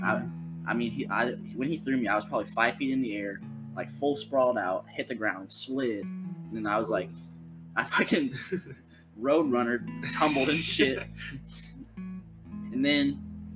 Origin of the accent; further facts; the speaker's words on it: Ohio, United States; I'm like, Ohio